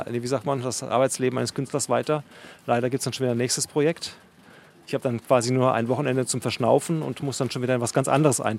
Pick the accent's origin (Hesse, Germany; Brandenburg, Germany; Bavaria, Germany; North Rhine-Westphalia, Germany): Bavaria, Germany; now in Berlin, Germany; ich komme ja aus Unterfranken ursprünglich, da gibt es ja auch eher so eine leicht hügelige Landschaft und in Berlin ja sowieso alles voll gebaut mit Häusern.